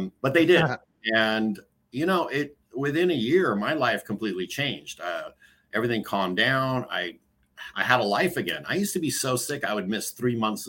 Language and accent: English; San Francisco, California, United States; also born or lived in Boston, Massachusetts; now in Danville, United States; Growing up in San Francisco for, up until third grade